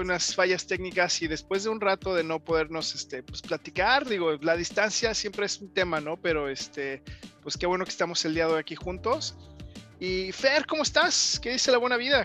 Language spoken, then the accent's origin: Spanish; Mexico; somos mexicanos